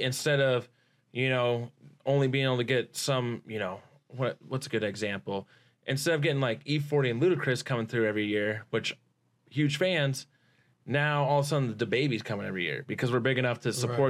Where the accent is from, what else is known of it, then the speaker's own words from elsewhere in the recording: Nampa, Idaho, United States; And I'm a redneck from South Nampa.